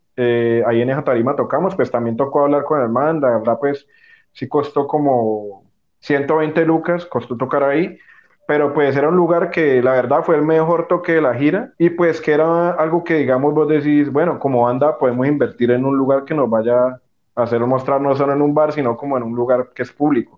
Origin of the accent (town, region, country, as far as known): Colombia